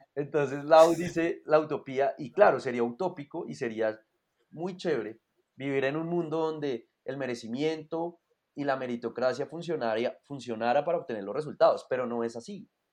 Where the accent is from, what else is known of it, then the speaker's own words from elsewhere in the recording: Colombia; nacimos en Colombia